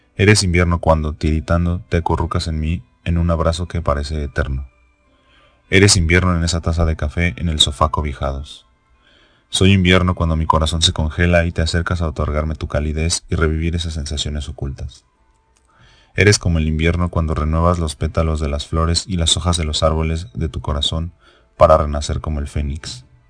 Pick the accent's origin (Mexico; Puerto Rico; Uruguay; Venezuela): Mexico; soy mexicano